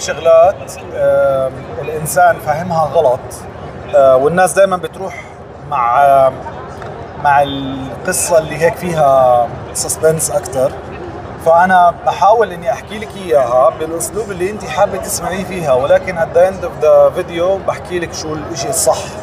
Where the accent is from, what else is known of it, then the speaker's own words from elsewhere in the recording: Jordan; also born or lived in United States; لما رجعت على الاردن انا من الاردن اصلا